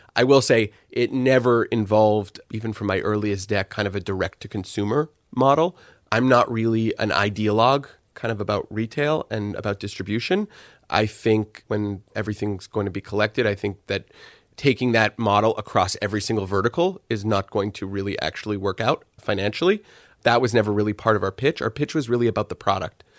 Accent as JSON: {"language": "English", "town": "Montreal", "region": "Quebec", "country": "Canada", "tie": "born or raised there", "also_born_or_lived": "Toronto", "moved": "as an adult", "said": "I grew up in Montreal"}